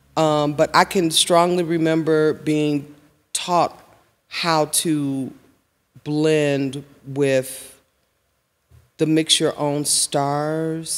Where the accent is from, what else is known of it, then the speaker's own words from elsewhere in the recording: Chicago, Illinois, United States; I was born and raised in High Park